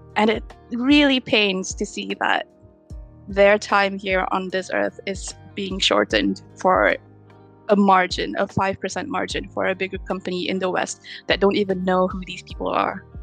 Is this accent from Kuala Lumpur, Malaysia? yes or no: no; Petaling Jaya, Selangor, Malaysia; moved away as an adult; now in London, United Kingdom; I am a UI UX designer based in London, UK. But I'm from Petaling Jaya, Malaysia, where I studied digital animation in the One Academy